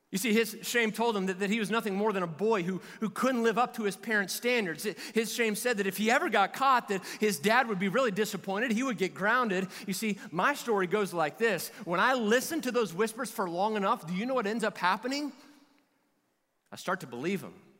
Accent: Kentucky, United States; I'm from Kentucky

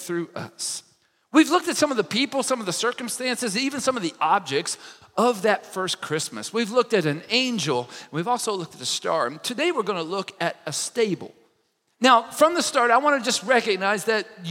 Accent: Kentucky, United States; I'm from Kentucky

